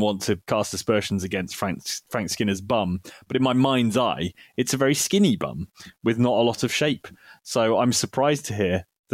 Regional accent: the north of England, United Kingdom; up north it was sort of, you know, maybe we were getting the sort of cast-offs and stuff

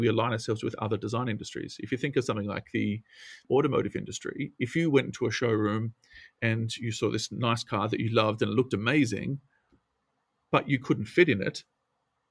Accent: Australia; I come from a country town in Australia, as you can tell from my accent.

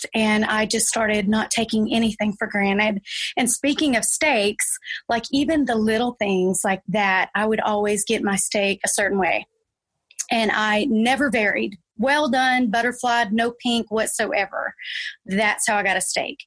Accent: Arkansas, United States; moved away as an adult; also born or lived in Texas; now in Fort Worth, United States; No, I'm actually an Arkansan. I'm from Arkansas originally, but I got to Texas as fast as I could

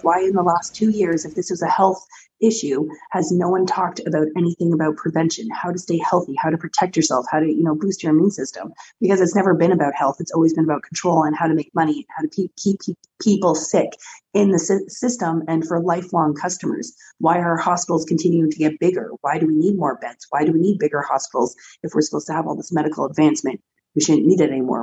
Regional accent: Canada

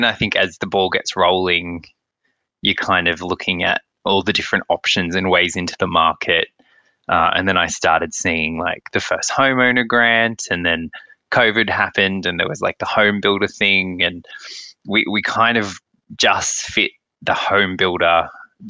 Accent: Central Coast, New South Wales, Australia; now in Melbourne, Australia; I'm from the Central Coast

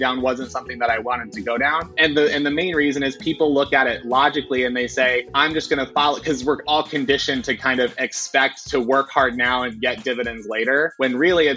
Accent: Nebraska, United States; I'm from Nebraska

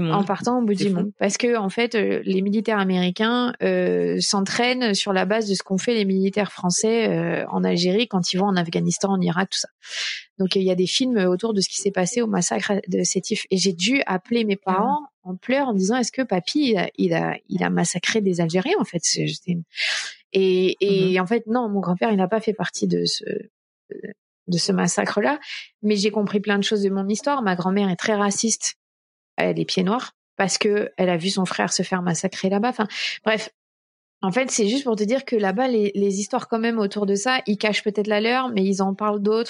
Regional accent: France; also born or lived in Minneapolis, United States

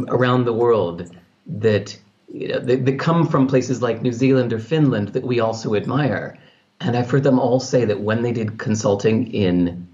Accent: California, United States; the culture I grew up in California

